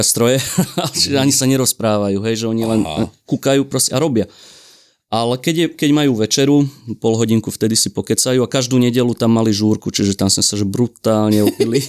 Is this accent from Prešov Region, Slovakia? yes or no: no; Šahy, Nitra Region, Slovakia; sme už v Šahách v mojom rodnom meste